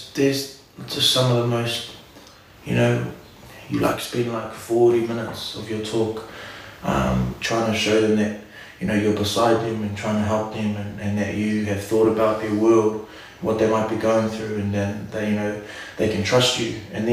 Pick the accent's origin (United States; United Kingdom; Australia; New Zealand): New Zealand; Auckland; I'm from Auckland, you want to hear from me, I'm from the Big Smoke